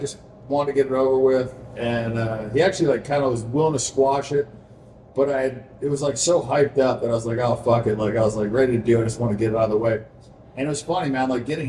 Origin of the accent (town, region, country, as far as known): Tampa, Florida, United States; born or raised there